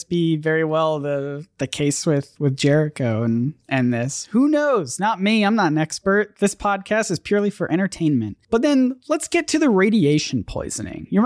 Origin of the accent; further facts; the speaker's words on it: Canada; I'm Canadian.